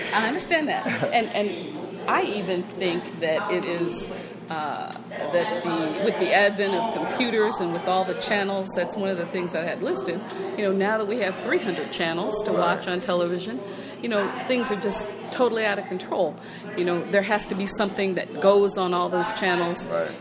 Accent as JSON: {"language": "English", "town": "Indianapolis", "region": "Indiana", "country": "United States", "tie": "born or raised there", "said": "I grew up in Indianapolis, not not over here"}